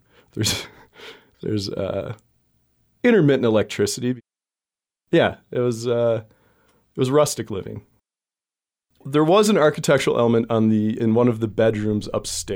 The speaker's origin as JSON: {"language": "English", "region": "Wisconsin", "country": "United States", "tie": "born or raised there", "said": "growing up in Wisconsin"}